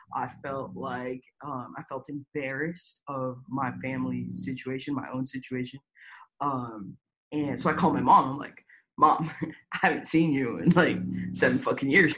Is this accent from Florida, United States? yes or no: yes; Tampa, Florida, United States; also born or lived in Lima, Peru; now in Houston, United States; I went straight to Tampa, Florida. I never left Tampa, Florida.